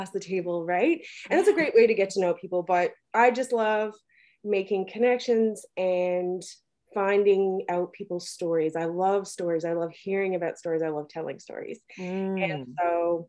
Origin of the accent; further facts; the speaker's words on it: Newfoundland and Labrador, Canada; I'm from Newfoundland.